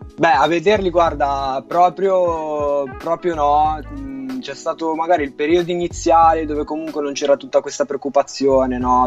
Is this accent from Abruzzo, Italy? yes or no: no; Milan, Lombardy, Italy; Ho diciotto anni, sono di Milano